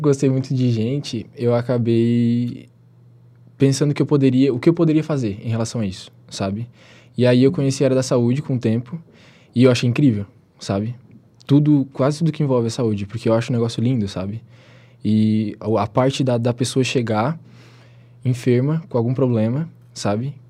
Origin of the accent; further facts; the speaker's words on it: Tubarão, Santa Catarina, Brazil; also born or lived in Capivari de Baixo; eu sou aqui da, da região de Tubarão, moro em Capivari, mais especificamente